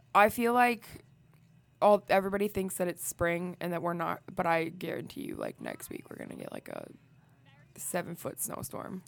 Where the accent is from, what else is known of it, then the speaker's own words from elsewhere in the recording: Iowa, United States; I am from Iowa